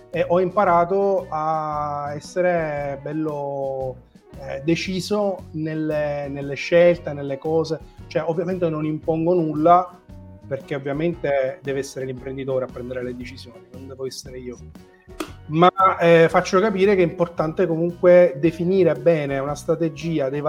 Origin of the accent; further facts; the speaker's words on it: Sicily, Italy; perché sono siciliano